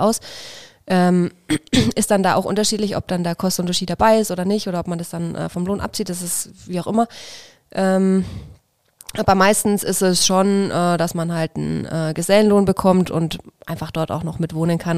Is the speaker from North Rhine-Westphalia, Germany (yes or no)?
no; Feucht, Bavaria, Germany; moved away as an adult; Ich komme aus der Nähe von Nürnberg, aus Feucht bei Nürnberg